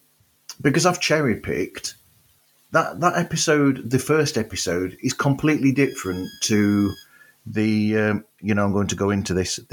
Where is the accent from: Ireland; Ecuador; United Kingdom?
United Kingdom; Well, I'm going to use a British thing here because we're both British.